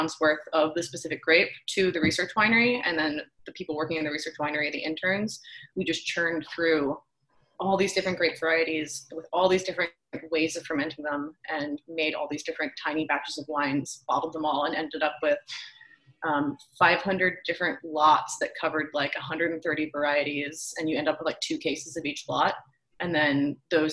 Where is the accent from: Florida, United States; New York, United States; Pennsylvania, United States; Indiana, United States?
Pennsylvania, United States; outside of Philadelphia; now in Sebastopol, United States; I'm actually from outside of Philadelphia